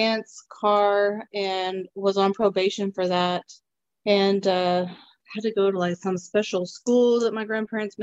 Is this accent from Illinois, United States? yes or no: no; Burleson, Texas, United States; also born or lived in Godley, Texas; we grew up in Burleson. That's where we always went to school from the time we started school